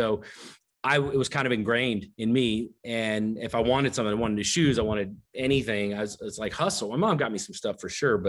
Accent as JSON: {"language": "English", "region": "the South", "country": "United States", "tie": "born or raised there", "said": "I grew up down in the South"}